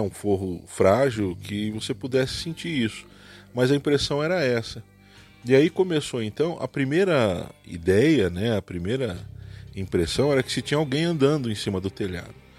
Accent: Santos, São Paulo, Brazil; now in Cascavel, Brazil; sou de Cascavel, no Paraná mas passei a minha vida, a minha infância, nasci e fui criado em Santos, litoral de São Paulo.

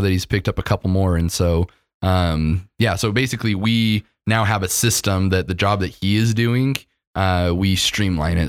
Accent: Utah, United States; when you live in Utah your whole life

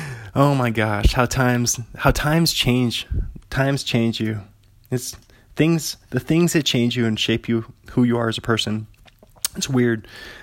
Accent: Pullman, Washington, United States; So I'm an author from Pullman, Washington.

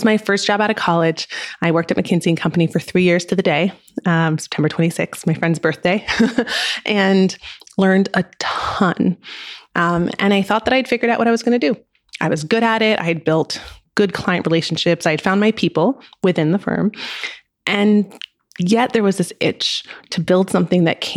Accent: France; I grew up in France

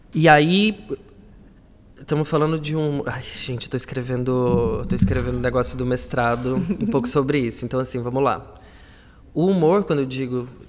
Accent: Brazil; now in Portugal; somos brasileiras, né? Somos imigrantes.

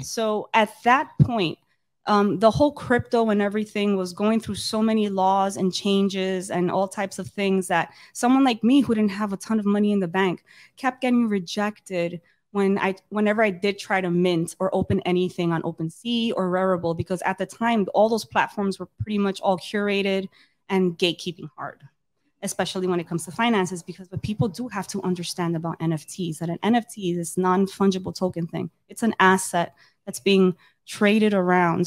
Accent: New York City, New York, United States; I grew up in Dykeman

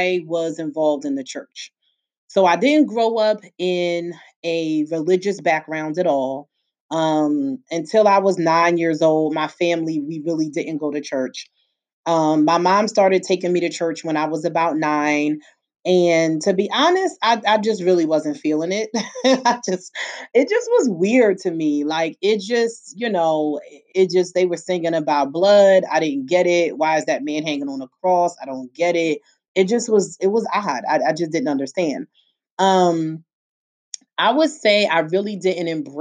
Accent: Philadelphia, Pennsylvania, United States; I was born and raised in Philly, where I still live

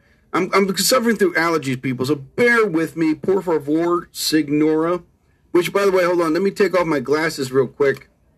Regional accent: New Jersey, United States; I'm from New Jersey.

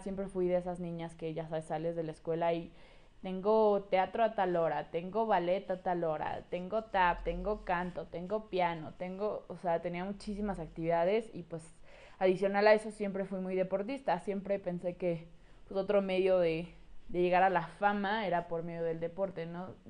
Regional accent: State of Mexico, Mexico; Mi mamá, mi hermano y yo nos mudamos al Estado de México y pues llegué a una nueva escuela

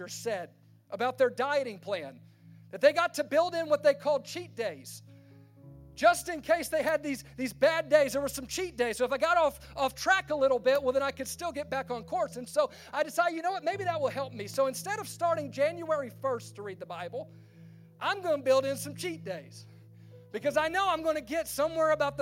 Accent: Baton Rouge, Louisiana, United States; I'm from Baton Rouge, Louisiana, and my family had this tradition

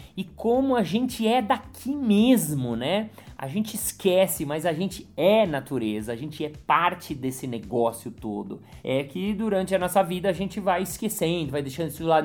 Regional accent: São Paulo, Brazil; eu nasci em São Paulo, eu nasci em prédio, eu sou mega urbano

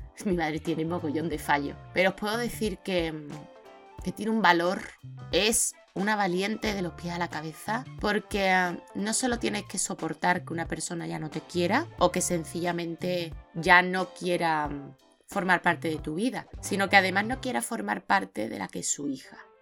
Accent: Seville, Andalusia, Spain; soy más sevillana que la Giralda, que yo no he crecido en Senegal ni nada

